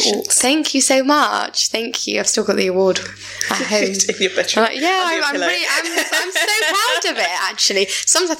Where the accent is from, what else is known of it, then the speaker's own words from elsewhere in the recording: England, United Kingdom; when I don't open my mouth, they think I'm not even from England